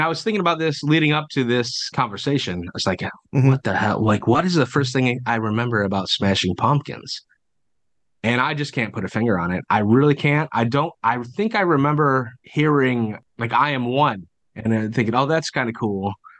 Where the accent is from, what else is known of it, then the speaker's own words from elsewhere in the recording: Detroit, Michigan, United States; also born or lived in Fayetteville, North Carolina / Hartland, Michigan; We moved actually from Fayetteville, North Carolina to Heartland, Michigan, after living in the Detroit area for most of our lives.